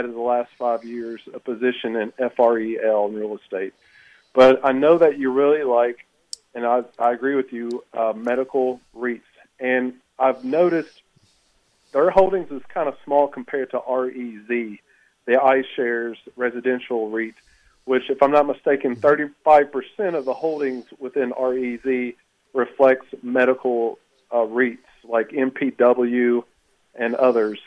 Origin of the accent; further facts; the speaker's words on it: Campbellsville, Kentucky, United States; now in Lexington, United States; I'm from Campbellsville, Kentucky